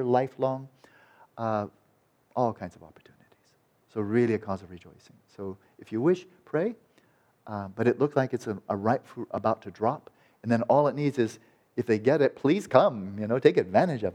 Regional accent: Santa Barbara, California, United States; born or raised there

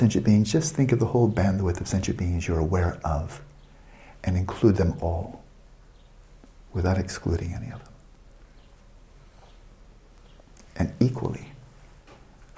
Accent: California, United States; my home state

